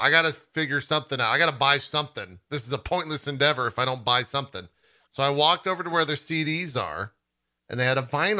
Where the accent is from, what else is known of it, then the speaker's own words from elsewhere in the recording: Texas, United States; I grew up in Texas.